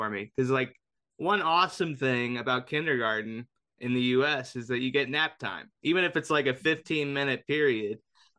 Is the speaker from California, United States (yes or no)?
no; Indianapolis, Indiana, United States; I grew up in Indianapolis